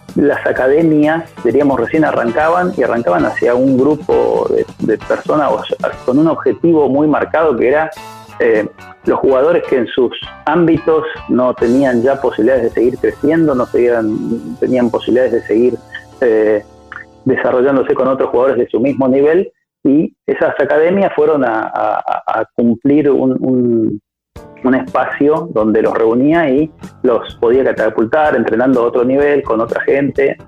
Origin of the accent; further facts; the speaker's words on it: Rosario, Santa Fe, Argentina; also born or lived in Misiones; nací en Misiones y a los tres años, cuatro, me vine a, Rosario. Mi familia se, se, mudó a Rosario